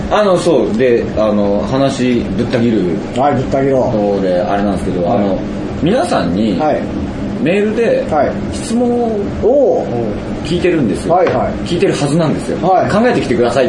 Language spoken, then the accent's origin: Japanese; Yokohama, Kanagawa, Japan; 横浜市の鶴見区ってところに住んでたんで、ねはい、で川崎の隣、うん、横浜の外れみたいなところで